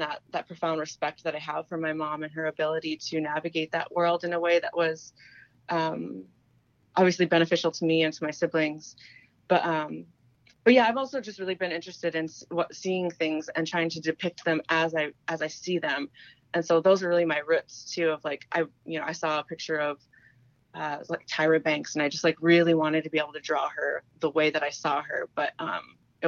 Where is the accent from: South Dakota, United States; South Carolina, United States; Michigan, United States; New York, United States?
South Dakota, United States; Gayville; I grew up in Gayville, South Dakota, which is about 15 miles away from here